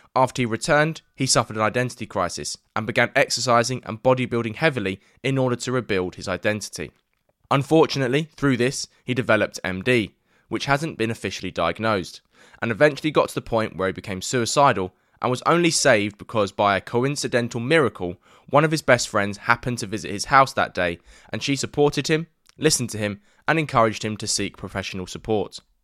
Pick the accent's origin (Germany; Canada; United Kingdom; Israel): United Kingdom; London; I grew up in East London